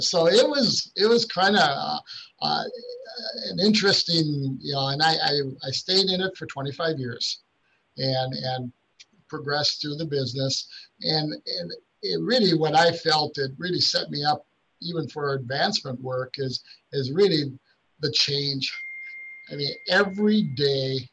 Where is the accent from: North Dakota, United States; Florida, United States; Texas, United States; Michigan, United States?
North Dakota, United States; Grand Forks; Grand Forks, North Dakota is my hometown. Went to high school here